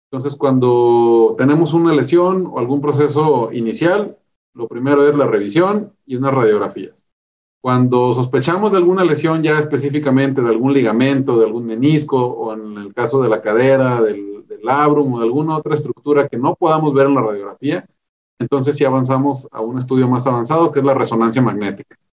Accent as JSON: {"language": "Spanish", "town": "Ensenada", "region": "Baja California", "country": "Mexico", "tie": "born or raised there", "also_born_or_lived": "Mexicali, Mexico / Mexico City, Mexico", "said": "yo soy originario de Ensenada, Baja California"}